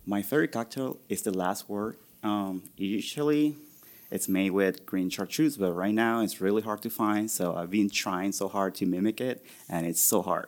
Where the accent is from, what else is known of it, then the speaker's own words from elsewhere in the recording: Venezuela; also born or lived in Orlando, Florida; now in Columbus, United States; I grew up in Venezuela, so rum is very big there